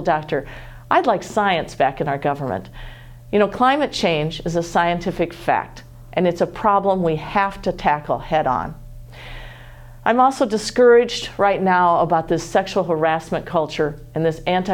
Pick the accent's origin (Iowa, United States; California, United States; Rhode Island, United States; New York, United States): Iowa, United States; Waterloo; I come from Waterloo, Iowa, from a family of eight.